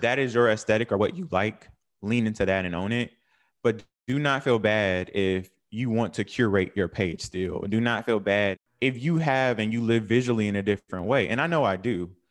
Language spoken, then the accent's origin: English; North Carolina, United States; moved away as an adult; also born or lived in New York; I'm from North Carolina.